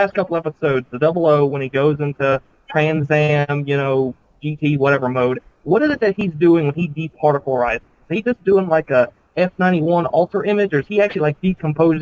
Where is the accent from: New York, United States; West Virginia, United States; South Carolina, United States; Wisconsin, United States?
West Virginia, United States; I'm from West Virginia